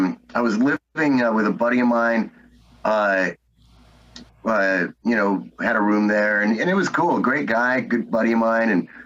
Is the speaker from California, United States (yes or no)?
yes; Los Angeles, California, United States; moved away as an adult; now in Las Vegas, United States; I was born and raised there, so I love my hometown.